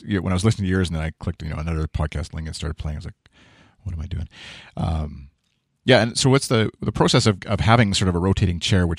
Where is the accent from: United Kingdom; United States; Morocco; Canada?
Canada; being Canadian and CBC listener